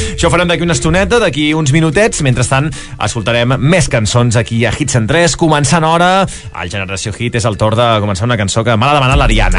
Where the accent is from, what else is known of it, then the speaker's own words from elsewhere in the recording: Valls, Catalonia, Spain; Jo sóc de Valls